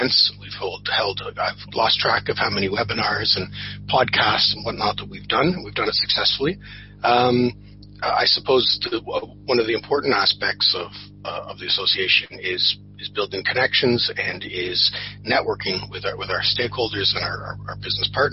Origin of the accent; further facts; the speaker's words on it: Ottawa and Toronto, Ontario, Canada; moved away as an adult; now in Dublin, Ireland; when I was growing up in Ottawa and in Toronto